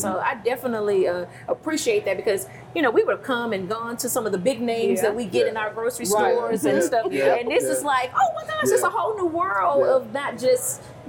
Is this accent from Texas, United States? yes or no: yes; Texas, United States; us coming from, you know, we're from Texas.